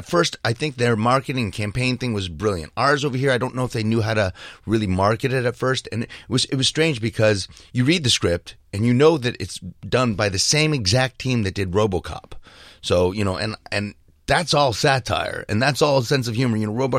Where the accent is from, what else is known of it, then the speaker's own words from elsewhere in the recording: Ridgewood, New Jersey, United States; I grew up in Jersey fighting.